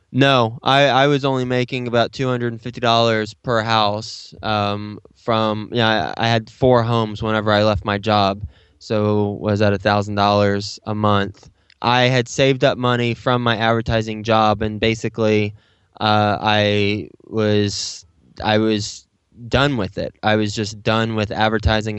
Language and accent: English; Texas, United States; moved away as an adult; now in New York City, United States; I'm from Texas, so I, I grew up in Texas, and I went to Texas Tech